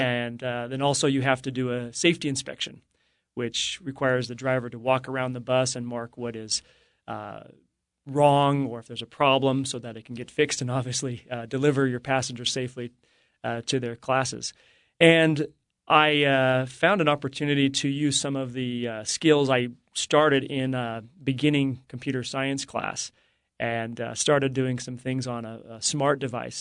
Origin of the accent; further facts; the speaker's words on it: Morgan, Utah, United States; growing up in Morgan, it's a farming community